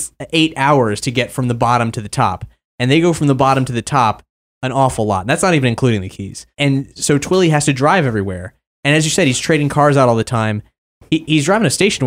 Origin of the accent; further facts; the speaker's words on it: Fort Lauderdale, Florida, United States; my hometown of Fort Lauderdale